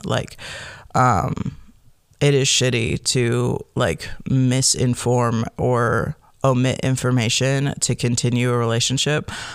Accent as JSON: {"language": "English", "town": "Chicago", "region": "Illinois", "country": "United States", "tie": "born or raised there", "also_born_or_lived": "Michigan", "moved": "as an adult", "lives_now": "Oregon, United States", "said": "I grew up in the Chicagoland area"}